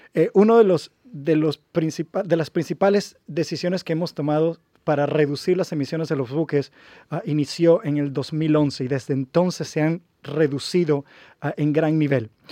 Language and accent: Spanish; Panama; como panameño